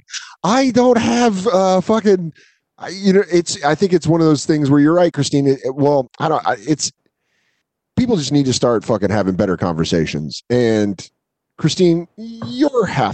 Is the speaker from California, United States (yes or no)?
no; Aurora, Colorado, United States; growing up in Colorado. You were just like, yeah, no, I'm from Aurora